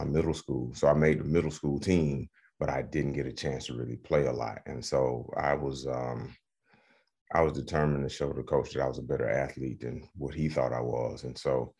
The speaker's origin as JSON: {"language": "English", "town": "Atlanta", "region": "Georgia", "country": "United States", "tie": "born or raised there", "said": "growing up in Atlanta in the 80s, 80s and 90s"}